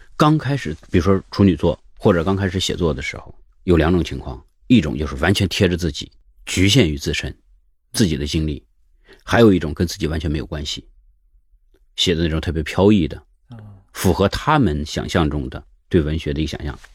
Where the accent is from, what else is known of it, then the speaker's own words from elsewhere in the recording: Lianyungang, Jiangsu, China; moved away as an adult; now in Beijing, China; 人家说你哪儿人，我是江苏人